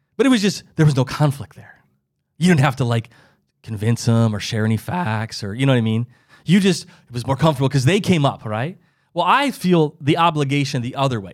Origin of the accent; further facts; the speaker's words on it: Midwest, United States; I, I lived, I grew up in the Midwest